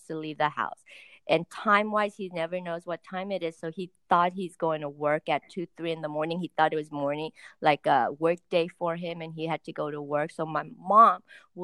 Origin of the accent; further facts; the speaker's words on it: Los Angeles, California, United States; we're from Woodland Hills area.